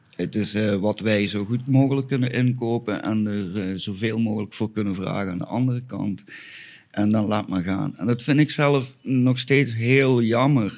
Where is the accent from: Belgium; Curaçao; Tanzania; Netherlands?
Belgium; Flanders; moved away as an adult; now in Spain; ik kom toch dan weer uit België